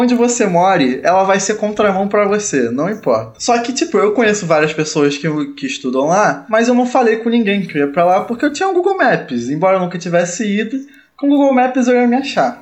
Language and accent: Portuguese; Rio de Janeiro, Brazil; eu também sou carioca